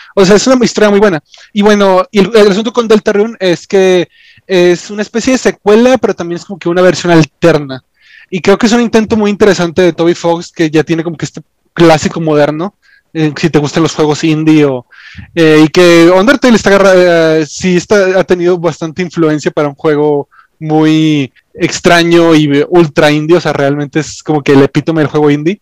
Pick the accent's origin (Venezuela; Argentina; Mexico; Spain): Mexico